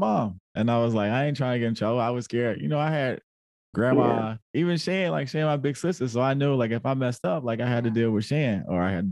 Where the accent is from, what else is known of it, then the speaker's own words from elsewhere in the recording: Detroit, Michigan, United States; I'm from Detroit. Yeah. Like where? And I would say Holland Park.